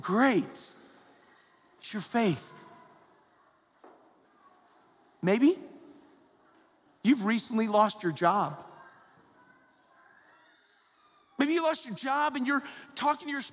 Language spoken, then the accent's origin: English; the South, United States; I'm from the South